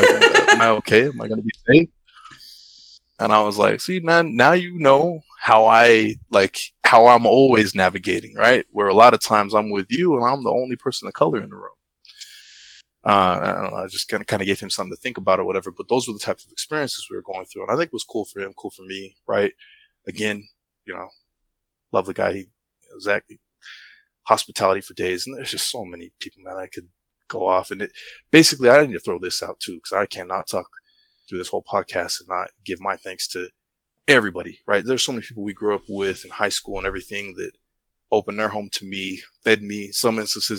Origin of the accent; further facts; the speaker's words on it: United States; I didn't grow up in the islands, I grew up in the States, right?